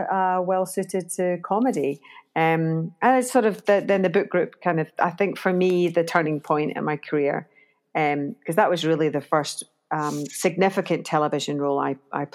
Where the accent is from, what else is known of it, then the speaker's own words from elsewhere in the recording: Glasgow, Scotland, United Kingdom; moved away; I started in Glasgow in Scotland, in my hometown